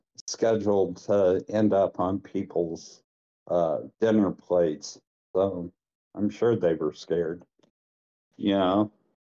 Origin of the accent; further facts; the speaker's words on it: Hillsboro, United States; moved away; I'm originally from Jefferson County, from a little town called Hillsboro, where the men are men and the cows are scared.